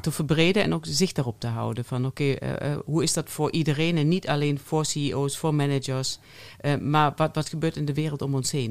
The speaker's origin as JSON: {"language": "Dutch", "country": "Germany", "also_born_or_lived": "Eindhoven", "accent": "German; soft G", "first_language": "German", "second_language": "Dutch", "moved": "as an adult", "lives_now": "Netherlands", "said": "je hoort Duits. Eh, ik ben Duitse, nog steeds. Uh, Van oorsprong Duits. Ik heb 24 jaar in Duitsland eh, geleefd"}